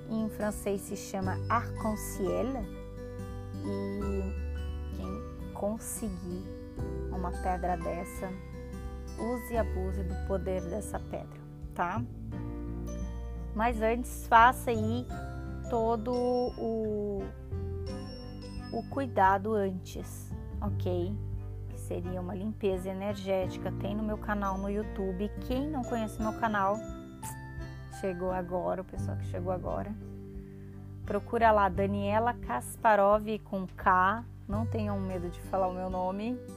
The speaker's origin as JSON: {"language": "Portuguese", "region": "São Paulo", "country": "Brazil", "accent": "paulista", "said": "Falei com sotaque paulista porque eu sou paulista. Eu puxo S, o R, porque eu sou do interior, eu falo. É que como eu misturei muita coisa, morei em vários estados assim no Brasil, até a minha pré-adolescência."}